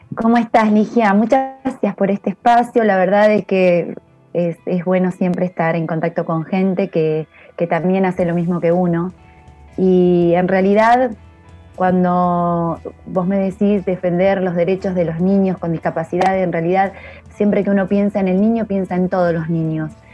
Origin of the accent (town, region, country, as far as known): La Pampa, Argentina